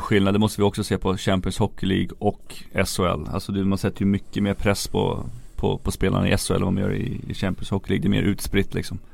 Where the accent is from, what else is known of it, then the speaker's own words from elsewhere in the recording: Järfälla, Stockholm County, Sweden; jag var ju från Järfälla, Järfälla HC, deras A-lag var ju mina förebilder när jag växte upp